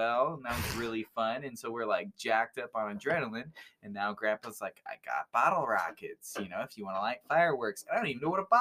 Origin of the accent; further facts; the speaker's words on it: California, United States; I'm from California